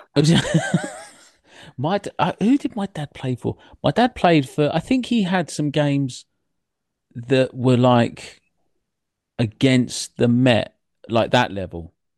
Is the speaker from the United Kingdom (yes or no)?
yes; England, United Kingdom; I grew up outside of London